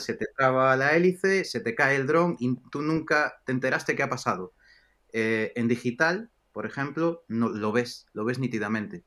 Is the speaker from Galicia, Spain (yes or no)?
yes; Galicia, Spain; moved away as an adult; also born or lived in Hong Kong; también en, España, en Galicia, de donde soy